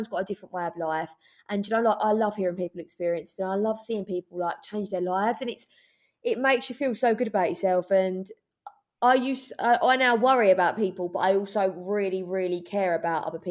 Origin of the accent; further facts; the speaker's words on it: London, United Kingdom; moved away as an adult; now in Essex, United Kingdom; I'm from East London. I live in Essex now, but I only moved there. I've been from East London until I was moved out when I was 20.